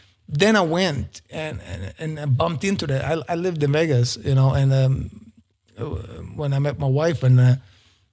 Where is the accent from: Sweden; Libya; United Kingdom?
Sweden; moved away as an adult; also born or lived in Stockholm; it's crazy expensive in Stockholm compared to my hometown